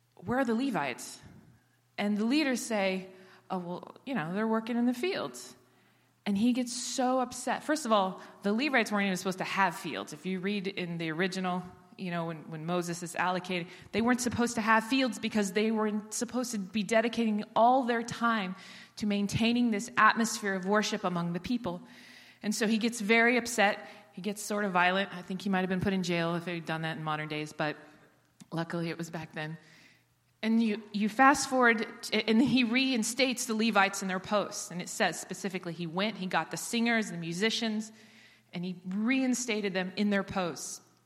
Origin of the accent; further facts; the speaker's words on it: Israel; I was born and raised in Israel